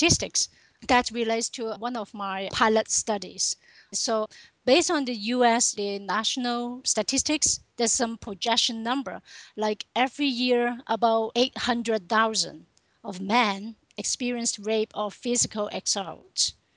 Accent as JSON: {"language": "English", "country": "Hong Kong", "also_born_or_lived": "Texas", "moved": "as an adult", "said": "Originally, I come from Hong Kong."}